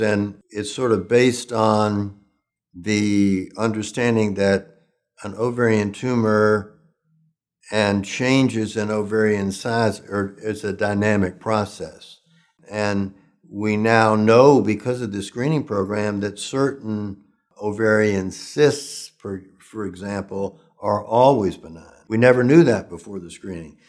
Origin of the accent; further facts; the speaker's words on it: Oldham County, Kentucky, United States; I was brought up in Kentucky, in Oldham County